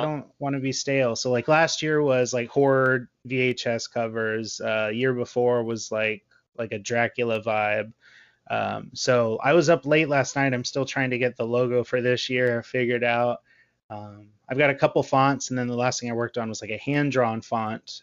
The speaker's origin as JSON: {"language": "English", "region": "Texas", "country": "United States", "said": "I'm from Texas. We don't have seasons."}